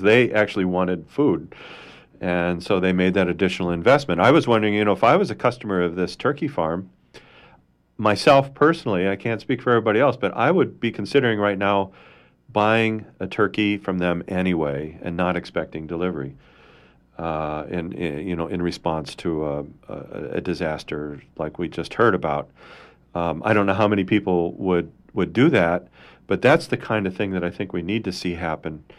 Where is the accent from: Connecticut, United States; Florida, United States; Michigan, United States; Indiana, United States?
Indiana, United States; where I grew up in Indiana